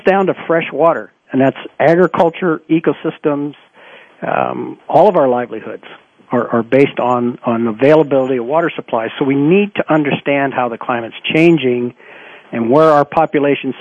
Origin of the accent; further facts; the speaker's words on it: Ohio, United States; I grew up in Ohio